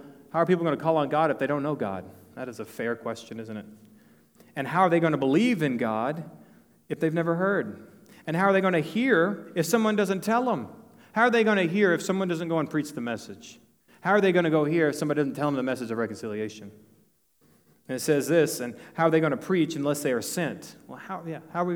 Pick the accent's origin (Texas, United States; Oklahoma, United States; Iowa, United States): Texas, United States; northeast of Dallas; now in New Braunfels, United States; I'm from Texas. I'm from northeast of Dallas.